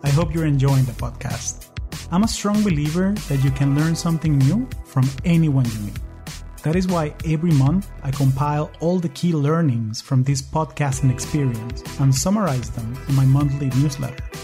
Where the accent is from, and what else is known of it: Caracas, Capital District, Venezuela; moved away as an adult; now in United States